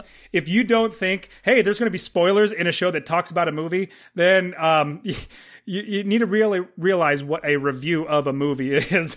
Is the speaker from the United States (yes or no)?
yes; United States; being an American